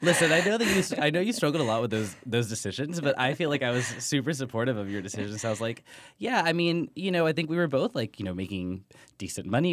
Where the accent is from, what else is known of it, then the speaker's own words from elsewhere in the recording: Texas, United States; my family, we're from Texas, where being Mexican is a little more, I don't, quote-unquote, normal